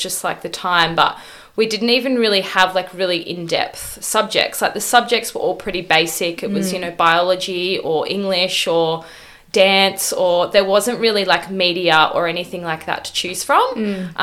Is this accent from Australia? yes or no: yes; Gold Coast, Queensland, Australia; now in Melbourne, Australia; I'm from the Gold Coast. So I grew up in Burleigh Heads, which couldn't be more different to Melbourne